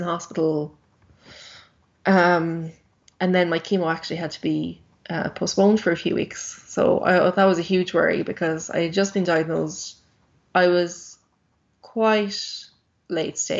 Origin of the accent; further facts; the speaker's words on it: Ireland; I'm Irish.